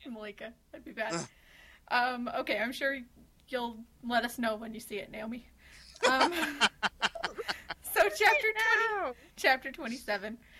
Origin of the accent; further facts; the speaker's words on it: Utah, United States; I'm from Utah, and that's all I know about my accent.